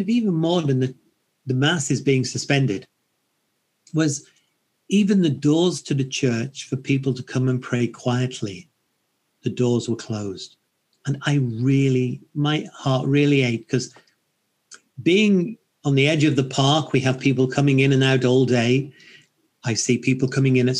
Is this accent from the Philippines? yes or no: no; United Kingdom; being British